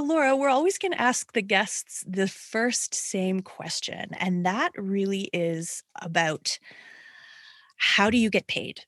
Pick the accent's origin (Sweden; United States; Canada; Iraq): Canada; I'm a Canadian woman.